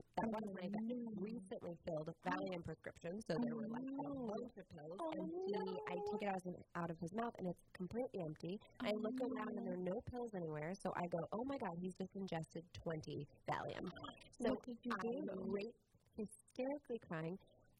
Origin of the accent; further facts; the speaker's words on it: Los Angeles, California, United States; I'm born and raised in Los Angeles, California.